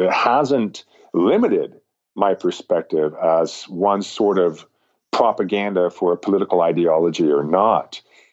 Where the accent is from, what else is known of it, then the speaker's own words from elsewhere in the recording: Intermountain West, United States; you and I were raised in Rocky Mountain, Intermountain West American cultures and values